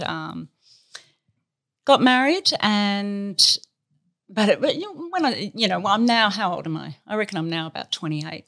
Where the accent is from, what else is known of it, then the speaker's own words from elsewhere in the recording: Australia; we're Australian and we've always been in Australia, but we're from the country. I'm a country girl